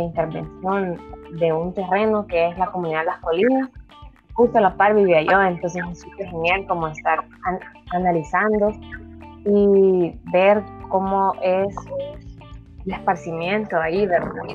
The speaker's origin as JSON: {"language": "Spanish", "region": "Santa Ana", "country": "El Salvador", "also_born_or_lived": "Antiguo Cuscatlán, El Salvador", "moved": "as an adult", "said": "soy, soy de Santa Ana y me tocó ir a la capital a, estudiar"}